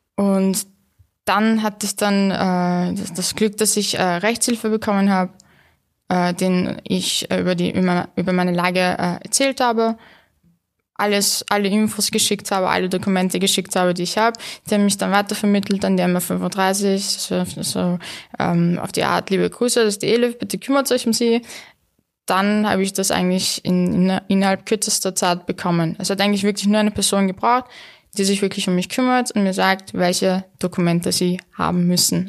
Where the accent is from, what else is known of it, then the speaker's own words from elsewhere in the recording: Vienna, Austria; also born or lived in Istanbul, Turkey; ich bin in Wien aufgewachsen